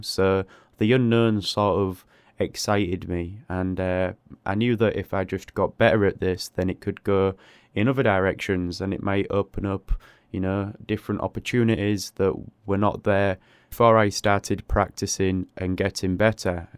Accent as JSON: {"language": "English", "region": "England", "country": "United Kingdom", "said": "I live in a, a small city in England"}